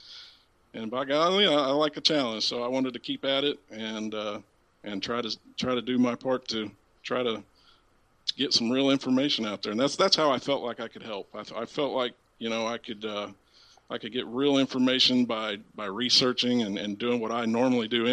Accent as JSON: {"language": "English", "region": "Southern Illinois", "country": "United States", "said": "I live in Centralia, Illinois. I'm from Southern Illinois."}